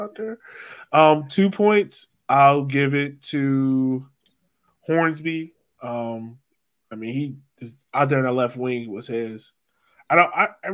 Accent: Virginia, United States; I'm from Virginia

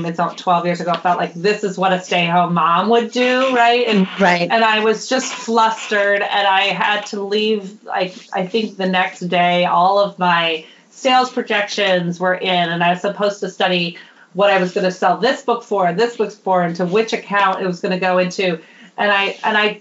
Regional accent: Minnesota, United States; now in Oakland, United States; I'm from Minnesota originally

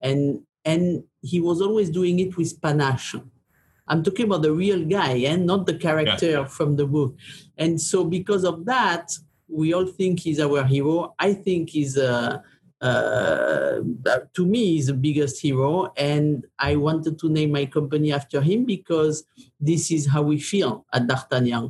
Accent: Gascony, Nouvelle-Aquitaine, France; moved away; I come from Southwest France. Gascogne is the name of the province, of the region there.

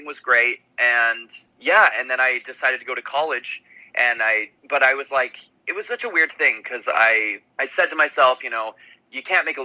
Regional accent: Salt Lake City, Utah, United States; I'm from Salt Lake City, Utah

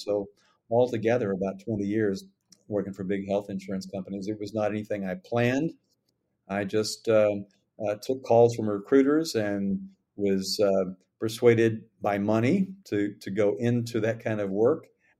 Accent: Tennessee, United States; moved away as an adult; also born or lived in Washington; I was a newspaper reporter in my home state of Tennessee, in Memphis, and in Nashville, ultimately in Washington.

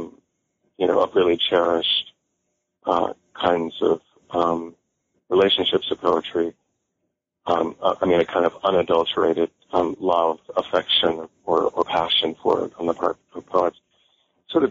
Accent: Bay Area, California, United States; also born or lived in New York / Paris / Santa Cruz; I was born and raised in California. I grew up in the Bay Area.

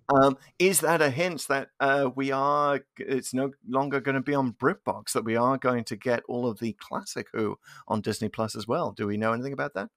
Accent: United Kingdom; now in United States; as a British fan

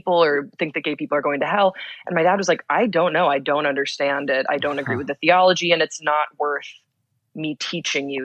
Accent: Belgium; moved away as an adult; now in United States; I grew up in Belgium, which is a very secular country.

